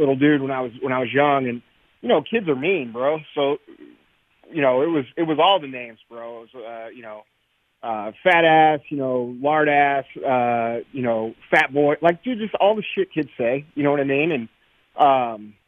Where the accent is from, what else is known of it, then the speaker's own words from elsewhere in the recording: St. Louis, Missouri, United States; I grew up here in St. Louis, Missouri